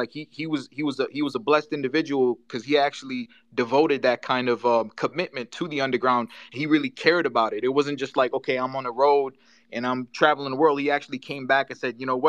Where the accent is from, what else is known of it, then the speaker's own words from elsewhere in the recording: Detroit, Michigan, United States; growing up in Detroit